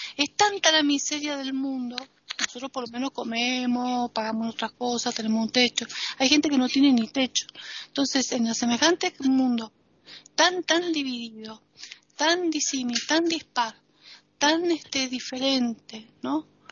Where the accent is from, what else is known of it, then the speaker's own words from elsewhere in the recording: Argentina; now in Spain; como argentina, como latinoamericana, como extranjera